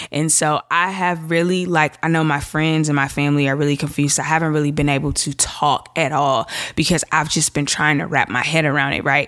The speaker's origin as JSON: {"language": "English", "town": "Chicago", "region": "Illinois", "country": "United States", "said": "I'm from Chicago"}